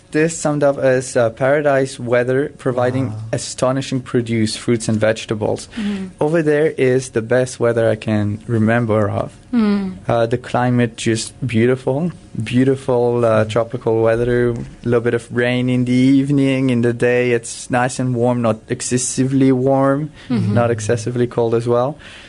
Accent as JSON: {"language": "English", "country": "France", "tie": "born or raised there", "also_born_or_lived": "Cameroon", "said": "I was born in Cameroon. I lived there just for 1 year. I don't have any memories. That's where I was born due to medical reasons. It's a harsh climate over there. Mm. My parents decided to move back to France"}